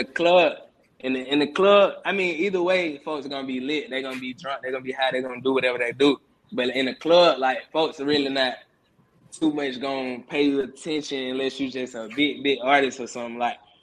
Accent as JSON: {"language": "English", "town": "Atlanta", "region": "Georgia", "country": "United States", "tie": "born or raised there", "said": "I was born and raised on the west side of Atlanta, Georgia"}